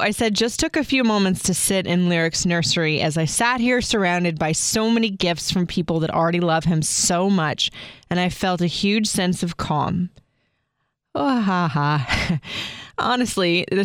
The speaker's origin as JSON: {"language": "English", "region": "Florida", "country": "United States", "tie": "born or raised there", "said": "I grew up in Florida"}